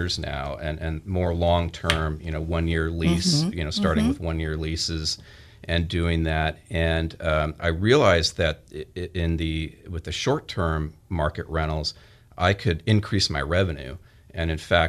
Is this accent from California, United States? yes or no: yes; Glendale, California, United States; now in Bakersfield, United States; I grew up in Glendale, California